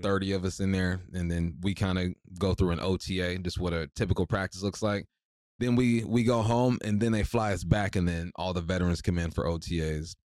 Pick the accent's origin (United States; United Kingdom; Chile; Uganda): United States; Culver City, California; moved away as an adult; growing up in Culver City